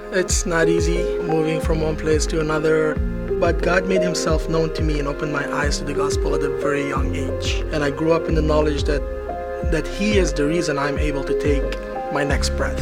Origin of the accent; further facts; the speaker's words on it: Cyprus; also born or lived in Beirut, Lebanon; now in United States; I was born in Beirut, Lebanon. I grew up in Cyprus, and currently I live in the United States.